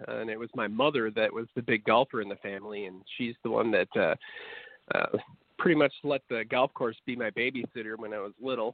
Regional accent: Wisconsin, United States; moved away as an adult; also born or lived in Mississippi State / Atlanta; Well, I grew up in Wisconsin

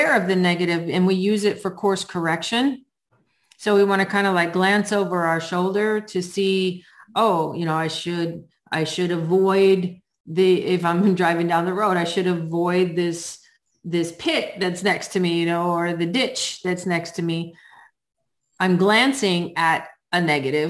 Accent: New England, United States; I grew up in New England and that's how we were taught how to drive in the snow

